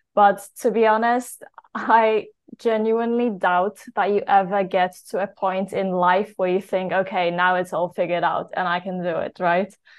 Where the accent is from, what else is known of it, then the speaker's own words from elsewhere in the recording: Poland; also born or lived in United Kingdom; I am from Poland originally.